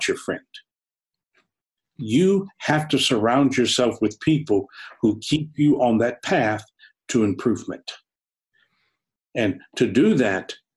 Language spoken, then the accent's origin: English; New Orleans, Louisiana, United States; I was born in New Orleans